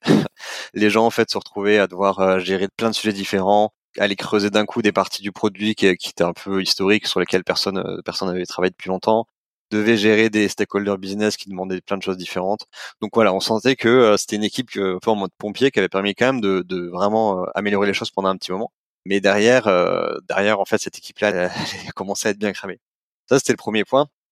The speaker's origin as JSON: {"language": "French", "town": "Montpellier", "region": "Occitania", "country": "France", "moved": "yes", "said": "Je viens de Montpellier à la base"}